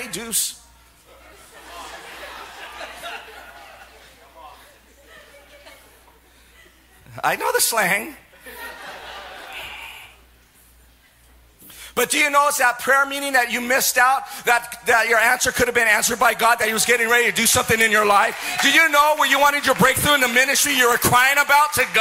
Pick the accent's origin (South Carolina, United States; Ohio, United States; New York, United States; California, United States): California, United States; Silicon Valley; I'm from Silicon Valley